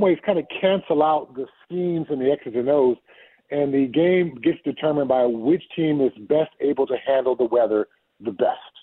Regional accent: Southern California, United States; moved away; also born or lived in Colorado; I'm from Southern California. You know, I know I played football in Colorado, but I'm a SoCal guy

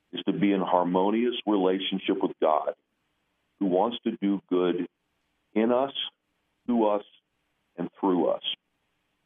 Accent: Indiana, United States; now in New York City, United States; I'm a kid from Indiana

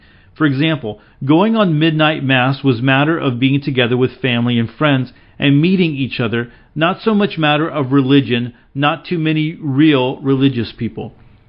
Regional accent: Bosnia & Herzegovina; English is a second language; As I said, I grew up in Yugoslavia, which was a socialistic and communistic country.

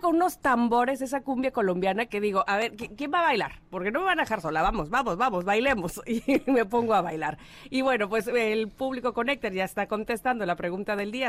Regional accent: Veracruz, Mexico; moved away as an adult; also born or lived in Mexico City

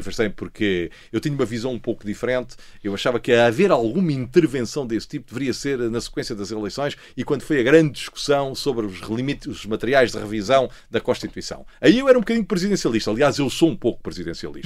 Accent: Lisbon, Portugal; eu sou lisboeta, nasci em, em, Lisboa, no Hospital de Santa Maria, mas os meus pais são alentejantes

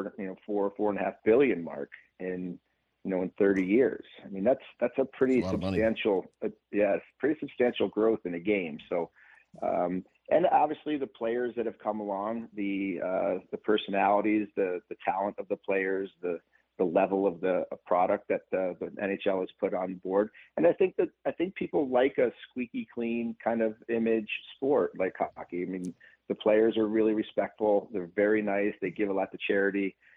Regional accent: United States; also born or lived in Massachusetts / Glastonbury, Connecticut; I grew up in Massachusetts and Connecticut. I actually lived in Glastonbury

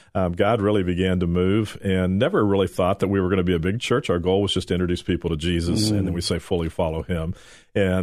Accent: Dallas, Texas, United States; when I was a boy, I grew up in Texas, Dallas, Texas.

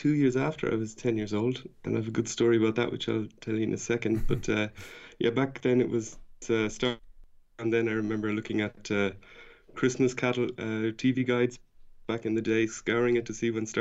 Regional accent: Ireland; moved away; I'm from Ireland originally

